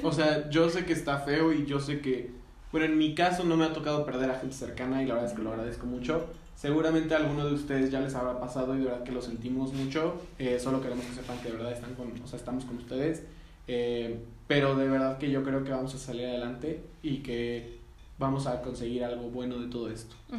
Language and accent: Spanish; Mexico; a nosotros mexicanos